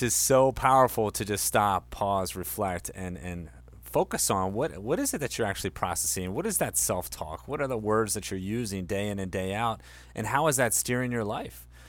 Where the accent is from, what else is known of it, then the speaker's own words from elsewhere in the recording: Delaware, United States; I grew up in Delaware, you know, the small wonder